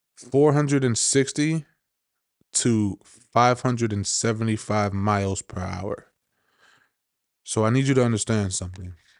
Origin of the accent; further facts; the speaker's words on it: New York, United States; I'm from New York